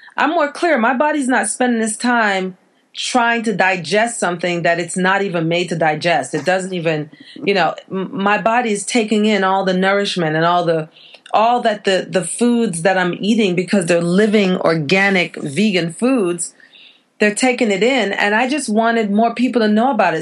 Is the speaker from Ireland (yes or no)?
no; Jamaica; I'm from the islands. I'm from Jamaica